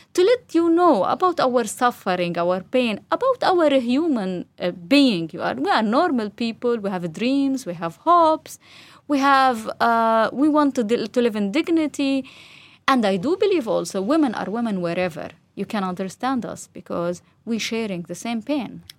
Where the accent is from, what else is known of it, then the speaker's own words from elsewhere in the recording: Gaza, Gaza Strip, Palestine; also born or lived in West Bank; I raised up in Gaza. All my life was in Gaza, just to study, uh, my university in, outside in West Bank